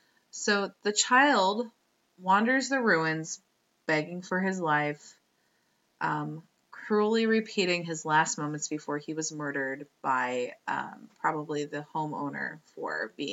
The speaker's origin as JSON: {"language": "English", "region": "Wisconsin", "country": "United States", "said": "I come from Wisconsin, which I believe in Canada you call Wisconsin Canada Light. So, or Southern Canada."}